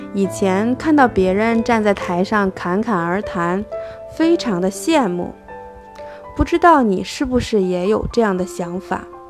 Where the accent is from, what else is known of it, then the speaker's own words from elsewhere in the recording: Xiong'an New Area, Hebei, China; 我来自河北雄安新区，在联通公司做销售工作